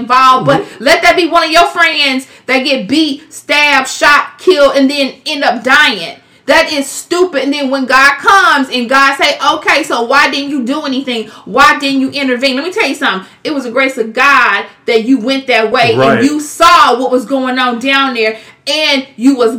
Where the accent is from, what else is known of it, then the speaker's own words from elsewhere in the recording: Kansas City, Missouri, United States; moved away as an adult; now in Overland Park, United States; We're from Kansas City, Missouri. But when you turned two, I was like, deuces. I'm going to Overland Park, Kansas. And I've been in Overland Park, Kansas ever since.